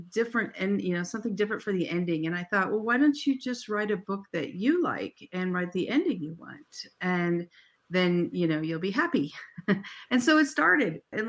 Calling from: Arizona, United States; We're Arizona, so we don't change time. So right now we're on Pacific time.

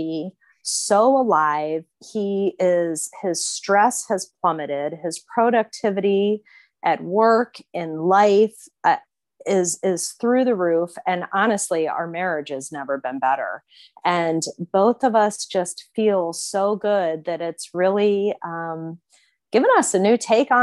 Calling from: Fort Lauderdale, Florida, United States; I'm calling from Fort Lauderdale, Florida

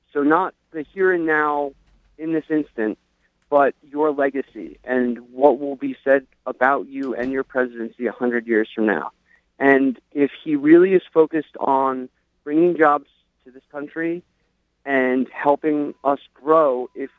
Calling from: Long Island, New York, United States; I'm calling from Long Island.

